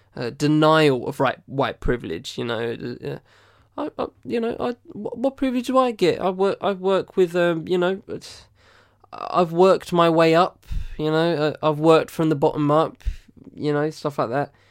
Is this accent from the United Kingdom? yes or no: yes; United Kingdom; I'm British